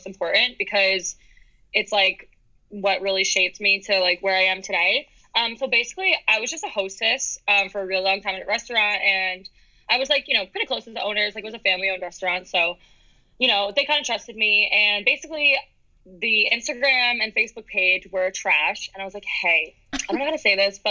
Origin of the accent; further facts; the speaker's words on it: New York, United States; moved away as an adult; I'm from New York.